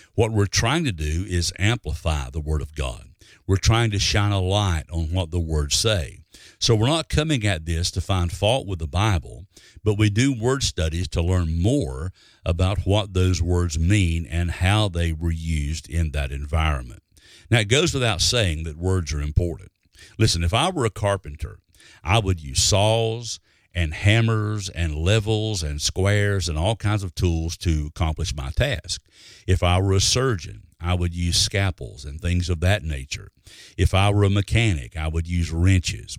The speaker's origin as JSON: {"language": "English", "region": "Alabama", "country": "United States", "tie": "born or raised there", "said": "when I was growing up in Alabama"}